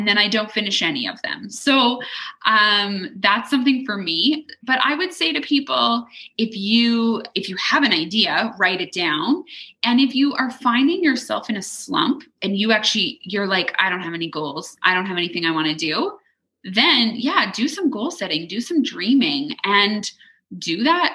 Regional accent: Leduc, Alberta, Canada; also born or lived in Edmonton; we moved from Edmonton back to Leduc

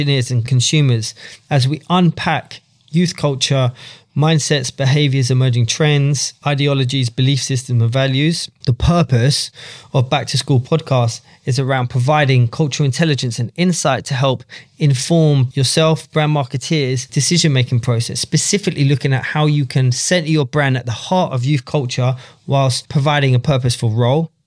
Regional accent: London, United Kingdom; I grew up in London, in and around the grime scene

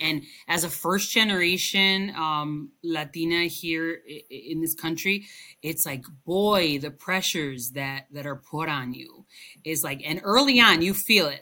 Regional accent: Chicago, Illinois, United States; first language Spanish; English is a second language; also born or lived in Cicero, Illinois; I was uh, born and raised in Chicago

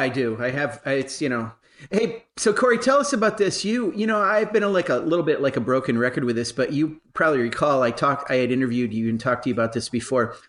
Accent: United States; where I, I grew up, right across the border from Canada

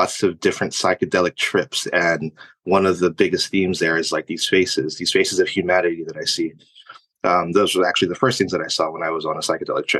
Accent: United States; also born or lived in Philippines; I was born in the Philippines, but I moved here when I was a year and a half, so I'm practically American.

